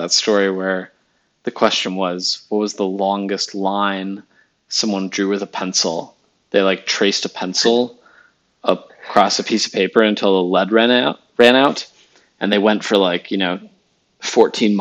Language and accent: English; Chicago, Illinois, United States; we in grade school growing up in the Chicago area